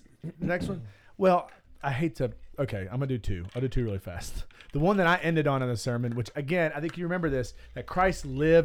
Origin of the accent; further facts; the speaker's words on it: Alabama, United States; I'm American and I live in Alabama, the South, in Alabama, in Birmingham, in Bluff Park where we live, and I live right here.